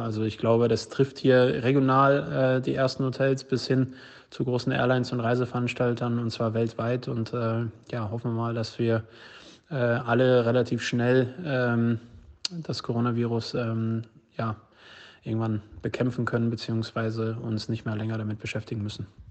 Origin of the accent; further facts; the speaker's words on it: Dortmund, North Rhine-Westphalia, Germany; hier in Dortmund, ich komme ja aus Dortmund